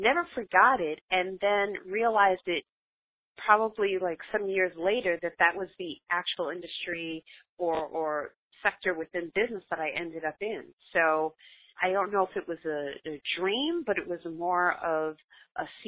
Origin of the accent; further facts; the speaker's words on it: New York City, New York, United States; I grew up in Brooklyn, New York, we were really fortunate enough to have swimming pools in our apartment complex.